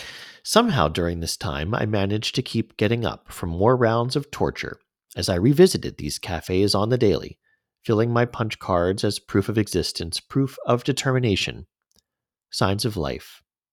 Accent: Canada; As a Canadian abroad, I worked as an editor for 2 Israeli regional magazines

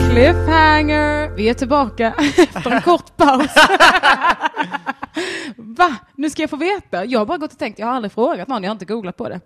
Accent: Sweden; jag är svensk

